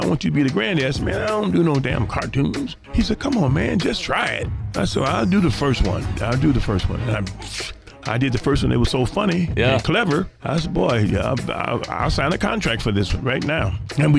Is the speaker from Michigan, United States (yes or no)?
yes; Detroit, Michigan, United States; moved away; it reminds me of Detroit, where I grew up in Detroit.